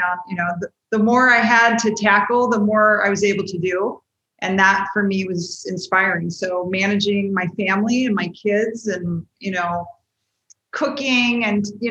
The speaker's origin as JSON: {"language": "English", "town": "Washington", "region": "District of Columbia", "country": "United States", "tie": "born or raised there", "said": "everybody in my family, except for myself, is from West Virginia. And I grew up in the Washington, D.C."}